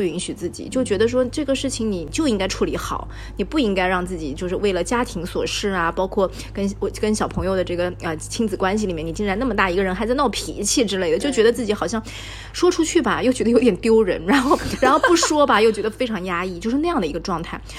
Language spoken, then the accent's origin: Chinese; Zhejiang, China; 是对于我们浙江人来说，真的就是短途旅行或者度假的一个圣地。